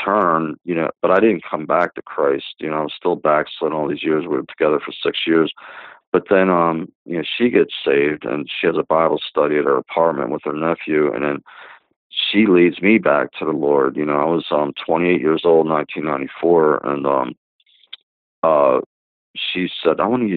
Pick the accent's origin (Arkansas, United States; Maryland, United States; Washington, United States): Maryland, United States; Dundalk; I was born in 1966 in Baltimore, Maryland, a small town called Dundalk